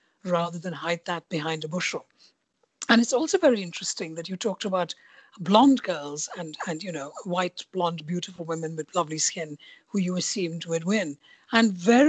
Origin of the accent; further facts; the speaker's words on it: India; now in United Kingdom; I was born and brought up in India